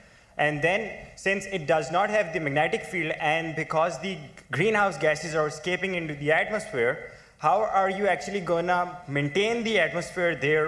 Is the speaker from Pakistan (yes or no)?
yes; Pakistan; I come from Pakistan.